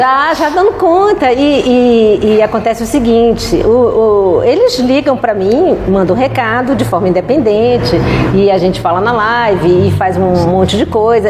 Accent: Bahia, Brazil; Eu sou baiana

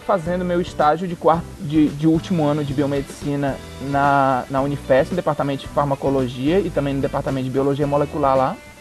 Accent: Fortaleza, Ceará, Brazil; moved away as an adult; also born or lived in Ilhéus, Bahia / São Paulo; now in United States; eu sou de Fortaleza, do Ceará

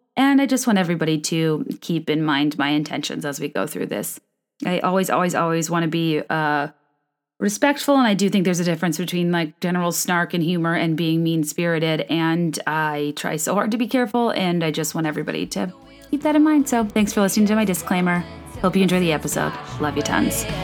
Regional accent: Virginia, United States; moved away as an adult; also born or lived in New York / San Francisco; now in Chicago, United States; I'm from Virginia. I moved to New York after college

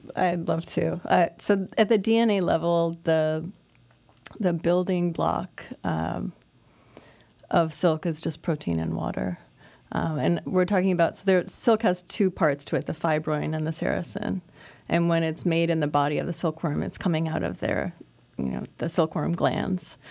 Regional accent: Iowa, United States; now in Brooklyn, United States; as a kid growing up in Iowa

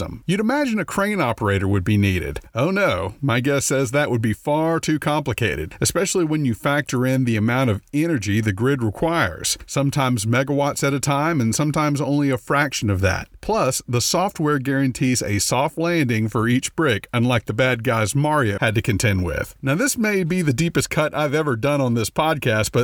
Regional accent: Louisiana, United States; I'm from Louisiana.

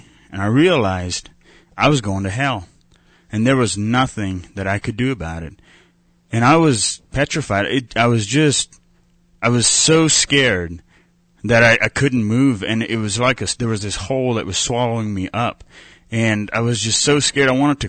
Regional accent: Pennsylvania, United States; I grew up in Pennsylvania in a small, not a really small community, but a an Amish community in about 60 miles north of Pittsburgh.

